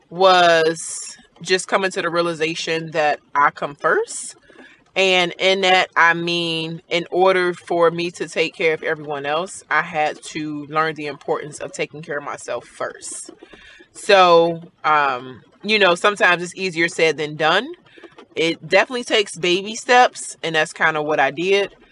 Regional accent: Cincinnati, Ohio, United States; now in Marietta, United States; I am from Cincinnati, Ohio, but I currently live in Marietta, Georgia.

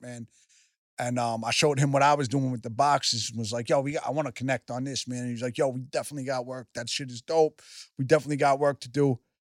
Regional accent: New York, United States; I'm from New York

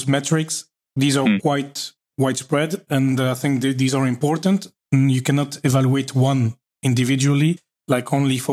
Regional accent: Belgium; I grew up in Belgium

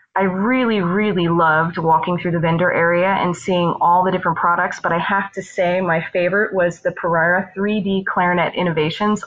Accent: Woodbridge, Virginia, United States; I'm a clarinetist from Woodbridge, Virginia

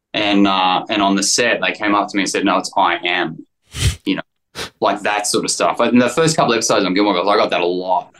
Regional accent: Australia; accent: Australian; moved away as an adult; I was so Australian, you know. I mean, not that I'm less Australian, but I just didn't understand how it worked in America.

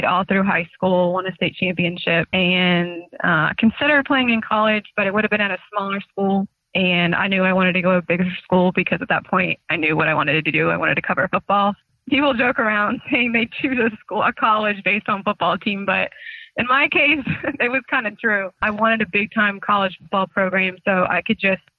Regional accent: Raleigh, North Carolina, United States; moved away as an adult; also born or lived in Clemson, South Carolina / Indianapolis; I grew up in Raleigh my whole life.

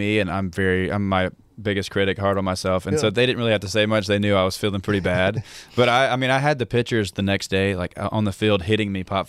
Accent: Hattiesburg, Mississippi, United States; Hattiesburg, Mississippi.

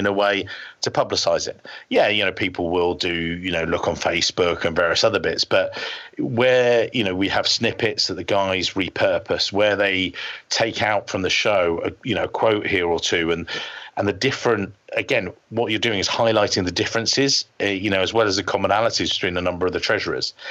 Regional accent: England, United Kingdom

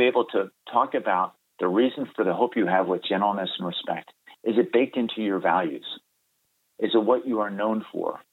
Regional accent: Baltimore, Maryland, United States; moved away as an adult; also born or lived in Delaware / North Carolina; now in California, United States; I grew up in Baltimore, Maryland.

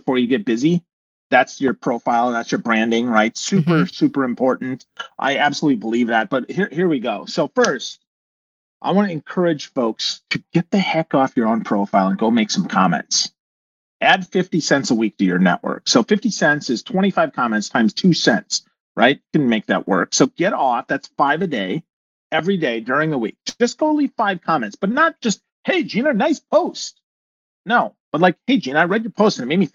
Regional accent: Crivitz, Wisconsin, United States; moved away as an adult; also born or lived in Milwaukee, Wisconsin; I'm from Crivitz, Wisconsin, population 996.

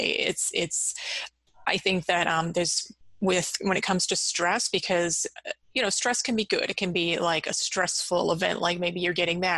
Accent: Massachusetts, United States; I've grown up in Massachusetts. I've lived here my whole life

